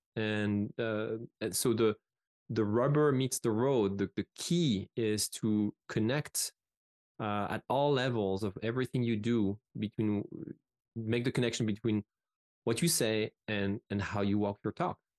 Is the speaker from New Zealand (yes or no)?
no; France; English is a second language; moved away as an adult; I come from France